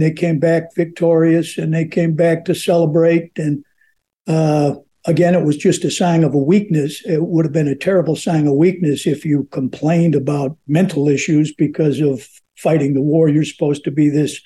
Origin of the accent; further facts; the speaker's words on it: Chicago, Illinois, United States; I was born and raised in Chicago